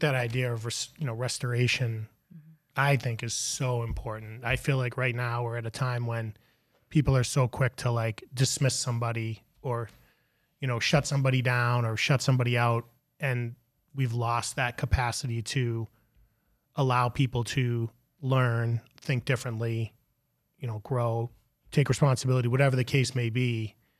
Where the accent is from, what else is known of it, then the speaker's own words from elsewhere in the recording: Melrose, Massachusetts, United States; I grew up on the same street that I live in, live on now.